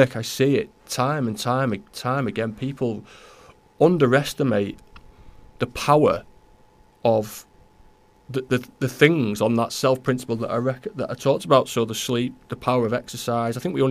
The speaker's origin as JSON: {"language": "English", "town": "Newton-le-Willows", "region": "North West England", "country": "United Kingdom", "moved": "yes", "lives_now": "Sandymoor, United Kingdom", "said": "I'm not from Runcorn, I'm not from Holt, and I'm from Newtley Willows"}